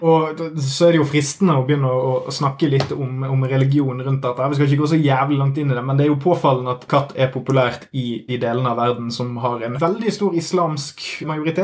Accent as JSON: {"language": "Norwegian", "country": "Norway", "said": "oss eh, vanlige alkoholdrikkende hvite nordmenn"}